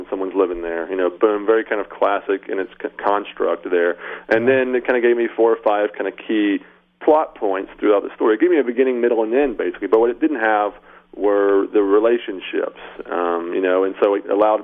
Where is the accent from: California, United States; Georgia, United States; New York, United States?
Georgia, United States; Atlanta; I grew up in Atlanta